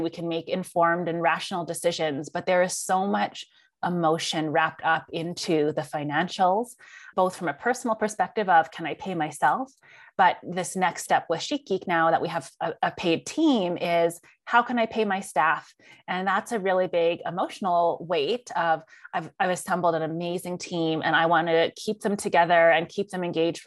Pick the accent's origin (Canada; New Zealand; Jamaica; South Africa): Canada; I'm Chinese Canadian. My dad is a first generation immigrant. My mom was born here in Canada